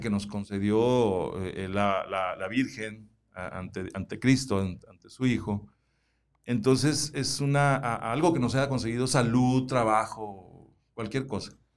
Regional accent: Suaqui Grande, Sonora, Mexico; now in Hermosillo, Mexico; yo soy oriundo, yo nací en Suaki

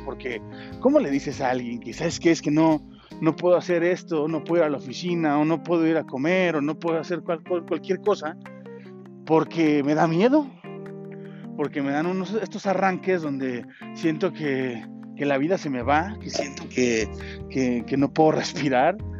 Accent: Mexico City, Mexico; moved away as an adult; tuve que salir de la Ciudad de México, irme a otro estado de la República, un estado donde ya no tenía esa zona de confort, ya no tenía un hogar a donde regresar y resguardarme bajo las alas de mi padre o de mi madre

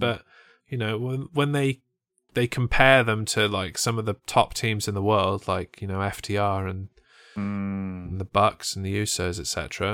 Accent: England, United Kingdom; I'm English

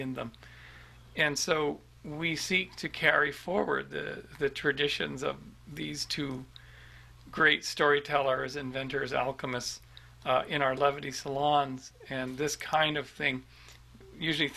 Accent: Vancouver, British Columbia, Canada; moved away; returning to Vancouver and Spirit Plant Medicine sometime soon, and bringing Catherine and seeing my relatives, all my hometown relatives.

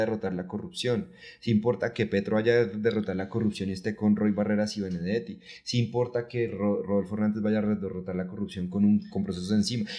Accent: Catatumbo, Norte de Santander, Colombia; mi pueblo

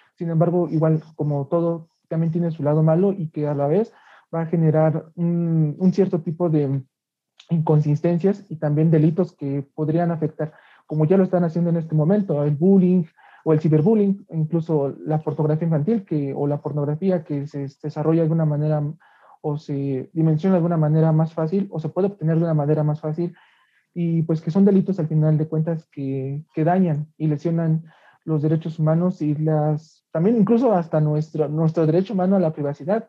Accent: Mexico; como mexicanos

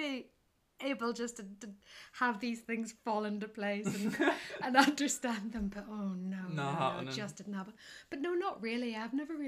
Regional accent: County Antrim, Northern Ireland, United Kingdom; I'm from County Antrim originally. I was born between Randallstown and Ballymena

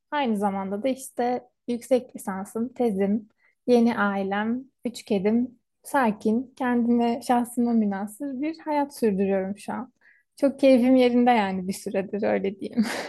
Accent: Istanbul, Turkey; moved away as an adult; now in Ankara, Turkey; buraya gelene kadar ben İstanbul'da doğmuş büyümüş bir insanım.

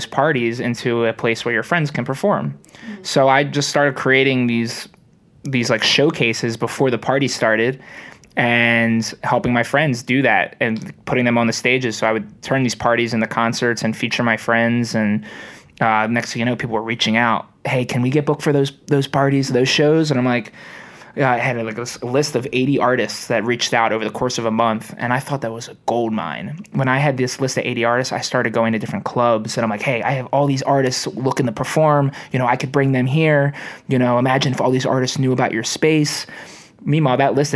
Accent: Bucks County, Pennsylvania, United States; moved away as an adult; now in Philadelphia, United States; I'm from the Bucks County area, so about 15 minutes from the city

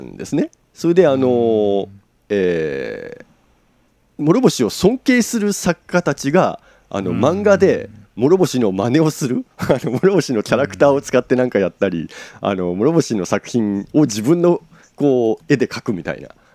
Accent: Japan; 我々普通の日本人

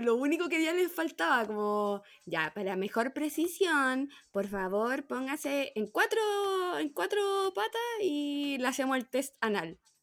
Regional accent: Chile; como típico chileno que copiamos todo

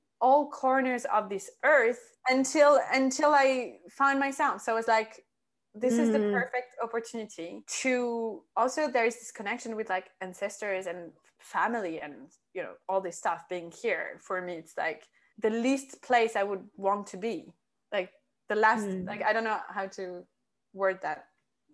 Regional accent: France; moved away as an adult; also born or lived in south of France; being locked for almost a year now in France, in my hometown, in my parents' house

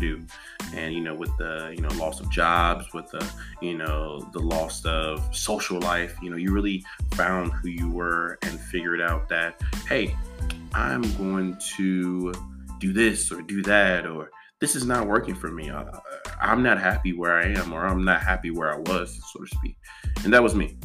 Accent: Portsmouth, Virginia, United States; moved away as an adult; I'm originally from Portsmouth, Virginia. And I'm born and raised

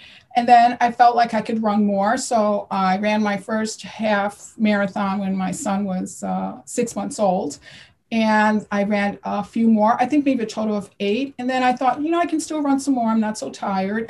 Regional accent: Connecticut, United States; now in New Jersey, United States; I live in New Jersey, and I'm originally from Connecticut

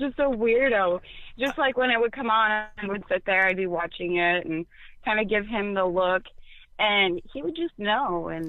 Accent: Arizona, United States; he lived in a cul-de-sac here in Arizona, because I'm from Arizona, so it's all desert just for, like, miles.

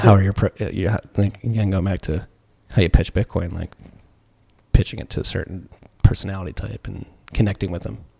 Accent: Philadelphia, Pennsylvania, United States; I come from Philadelphia.

